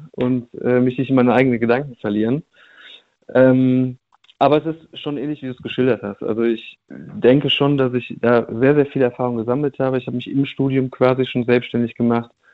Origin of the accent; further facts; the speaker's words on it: Cologne, North Rhine-Westphalia, Germany; ich äh, komme aus NRW. Ich komme aus Köln.